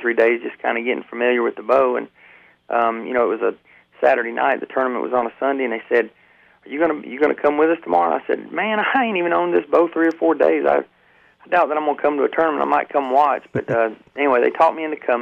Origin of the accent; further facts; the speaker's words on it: Georgia, United States; also born or lived in Dayton, Ohio; I was born in Dayton, Ohio, and my father was a fireman, and we moved to Georgia when I was about 6 years old, but basically, I've been in Georgia my whole life